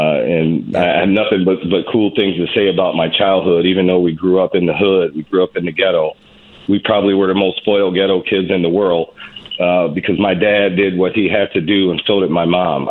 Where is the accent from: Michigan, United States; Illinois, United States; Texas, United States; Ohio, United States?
Michigan, United States; Detroit; now in St. Cloud, United States; I grew up in Detroit, Michigan, in one of the most violent precincts in the most violent city at the time